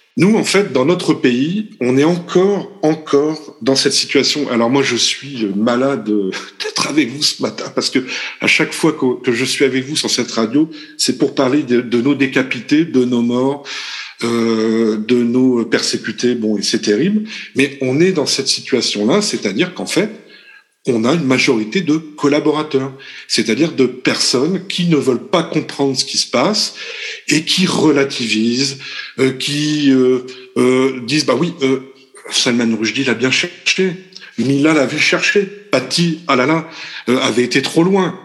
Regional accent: France; nous, français, puisque nous sommes français pour l'instant en fait

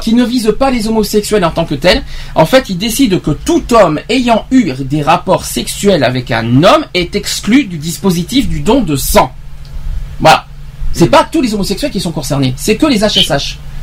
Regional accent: France; chez nous, en France

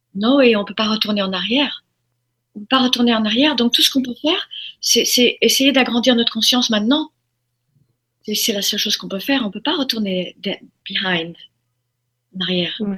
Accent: Formentera, Balearic Islands, Spain; also born or lived in United States; je, suis élevée dans à Formentera à partir de l'âge de 4 ans. On a quitté les États-Unis, on est venu euh, en Europe

